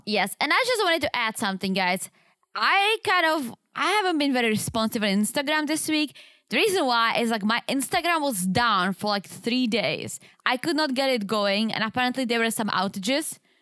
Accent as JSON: {"language": "English", "country": "Czechia", "tie": "born or raised there", "second_language": "English", "moved": "yes", "said": "growing up in Czech"}